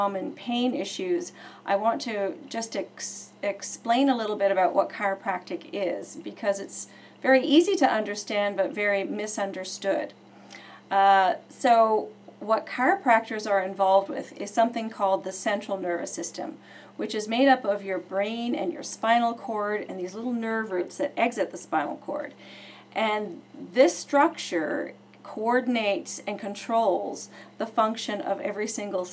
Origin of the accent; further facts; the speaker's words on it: Oakville, Ontario, Canada; I have been in chiropractic for 27 years in my hometown of Oakville, Ontario.